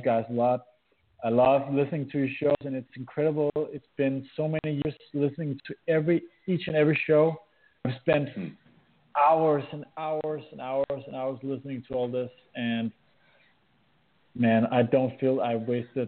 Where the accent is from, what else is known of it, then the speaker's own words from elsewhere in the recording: Denmark; accent: Danish; English is a second language; with a crappy Danish accent